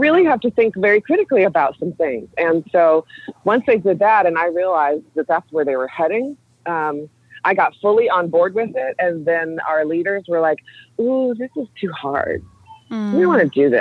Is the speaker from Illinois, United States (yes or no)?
yes; Chicago, Illinois, United States; also born or lived in Springfield, Illinois; I grew up in Chicago and then was doing my teaching in Springfield